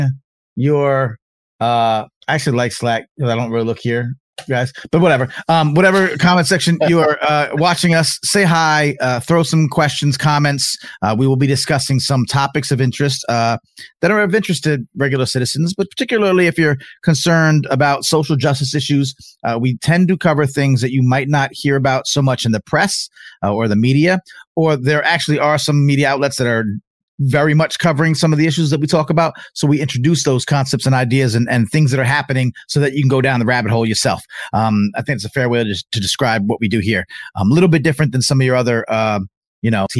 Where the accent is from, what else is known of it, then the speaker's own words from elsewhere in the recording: Long Island, New York, United States; We are originally from Long Island, New York.